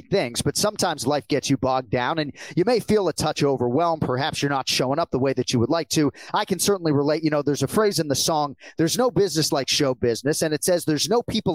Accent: Massachusetts, United States; Kenny and I were growing up in Massachusetts

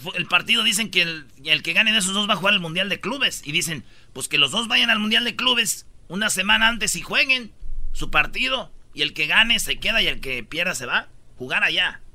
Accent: Michoacán, Mexico; Yo soy de Michoacán

